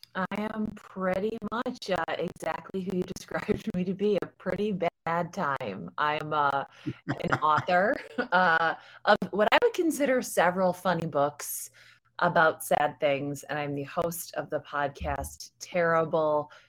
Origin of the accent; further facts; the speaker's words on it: United States; I'm American. I was raised in America.